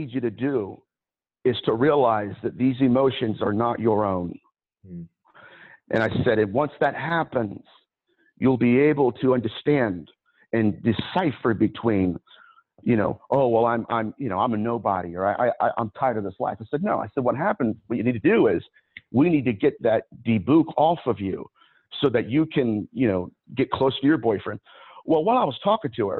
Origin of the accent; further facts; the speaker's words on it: Ohio, United States; I'm from Ohio.